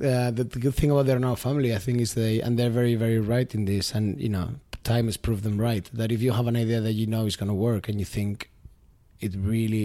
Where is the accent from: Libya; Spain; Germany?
Spain; Huesca, Aragon; moved away as an adult; also born or lived in London / Australia; I am originally from Huesca, which is like the main capital closest to Fraga